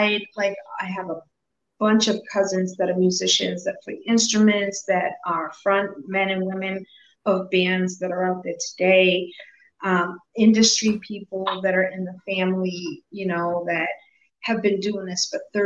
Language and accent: English; Worcester, Massachusetts, United States; also born or lived in Boston, Massachusetts / upstate New York / Indiana; I came to Worcester when I was a newborn. My brother was two. I was a newborn. So I pretty much was raised here